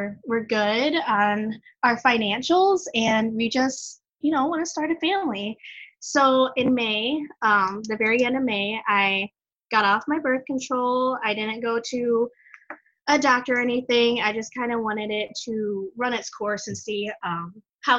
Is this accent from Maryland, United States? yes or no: no; Michigan, United States; also born or lived in Guatemala; I am from Michigan. I am adopted from Guatemala